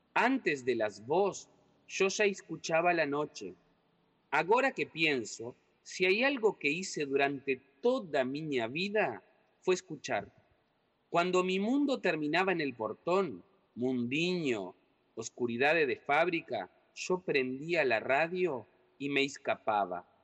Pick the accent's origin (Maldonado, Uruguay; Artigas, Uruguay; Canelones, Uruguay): Artigas, Uruguay; first language Portuñol; moved away; also born or lived in Rivera; yo soy de Artigas, yo nací en Artigas y viví mi infancia y mi adolescencia y mi juventud en Artigas